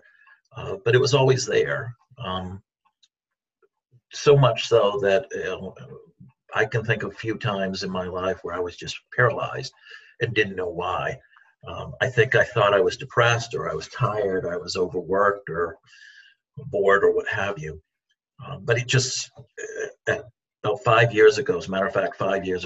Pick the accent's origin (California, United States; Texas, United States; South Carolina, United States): South Carolina, United States; now in Maine, United States; I grew up in South Carolina, escaped there as soon as I could to come back to Maine where I was born